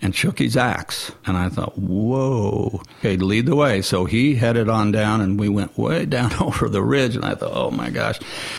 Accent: Nashville, Tennessee, United States; and I said, I'm from Nashville.

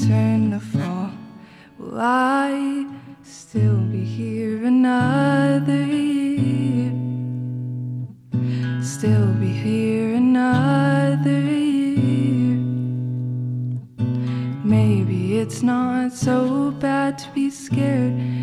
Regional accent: Greenwood, Indiana, United States; I'm from Greenwood

